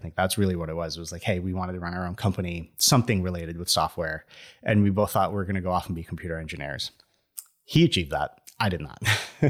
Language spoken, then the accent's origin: English; Venezuela; I lived in Venezuela. So I was born in Venezuela. And we lived in a college town.